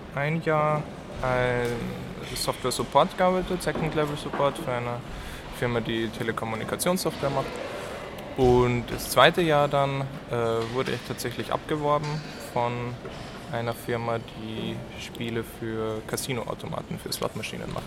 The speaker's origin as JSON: {"language": "German", "town": "Graz", "region": "Styria", "country": "Austria", "moved": "as an adult", "lives_now": "Munich, Germany", "said": "ich bin eigentlich aus Österreich, aus Graz"}